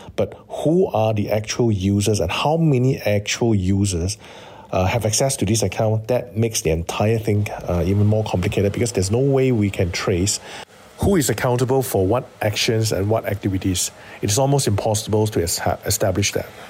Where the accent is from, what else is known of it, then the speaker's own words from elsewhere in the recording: Malaysia; as a Malaysian and as a security practitioner